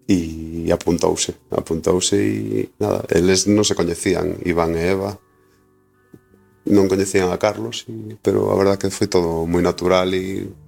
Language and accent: Galician; A Coruña, Galicia, Spain; also born or lived in Lugo; Eu son da Coruña e vivo na Coruña.